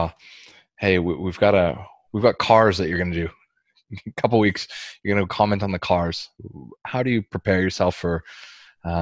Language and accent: English; Canada; now in Australia; I'm Canadian